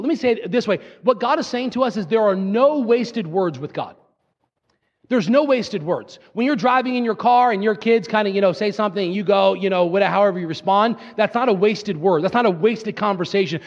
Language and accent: English; Fairless Hills, Pennsylvania, United States; I'm from Fairless Hills, Pennsylvania